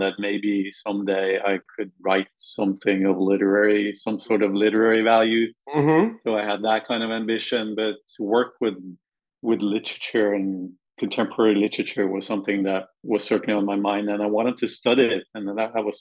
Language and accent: English; Norway; moved away; growing up in Norway